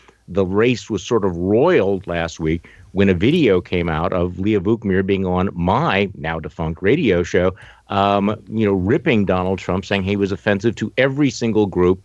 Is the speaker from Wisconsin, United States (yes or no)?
yes; Wisconsin, United States; my home state of Wisconsin